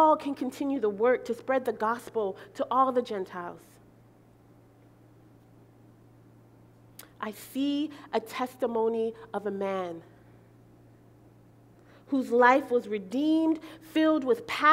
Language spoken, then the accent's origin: English; Belize; moved away; I'm from Belize